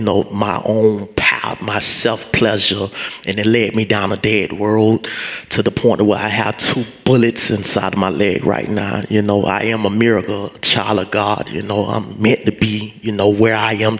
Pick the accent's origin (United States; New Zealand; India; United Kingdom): United States; Fort Myers, Florida; I'm from Fort Myers, Florida.